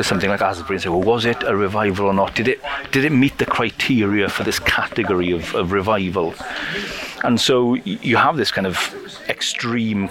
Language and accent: English; Ammanford, Wales, United Kingdom; in my hometown, Armenford